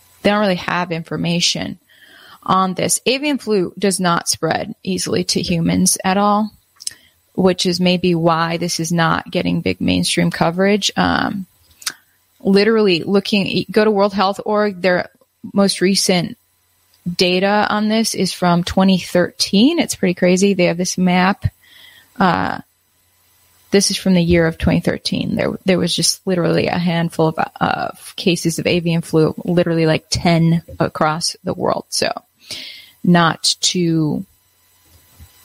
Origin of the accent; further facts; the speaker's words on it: Wisconsin, United States; moved away; also born or lived in Minneapolis; I used to own chickens growing up in Wisconsin